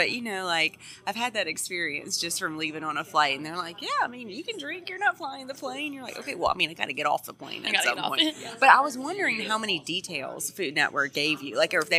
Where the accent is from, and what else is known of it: Louisiana, United States